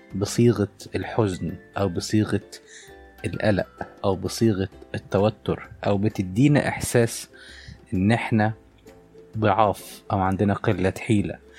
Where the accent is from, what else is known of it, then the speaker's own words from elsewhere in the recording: Egypt; عندنا في مصر